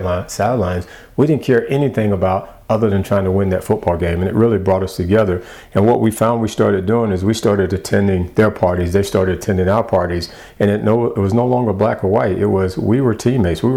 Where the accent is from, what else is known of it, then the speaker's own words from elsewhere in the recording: the South, United States; growing up in the South